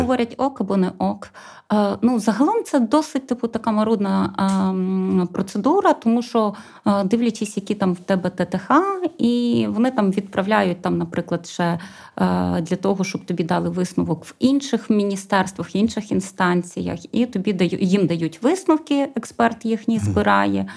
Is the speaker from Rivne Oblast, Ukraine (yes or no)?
yes; Dubrovytsia, Rivne Oblast, Ukraine; я взагалі з Рівненської області, з такого хорошого бурштинового краю Дубровиці